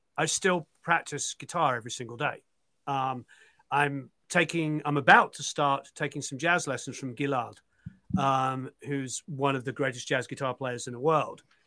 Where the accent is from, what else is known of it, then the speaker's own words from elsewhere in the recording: England, United Kingdom; I'm now a dad and I'm English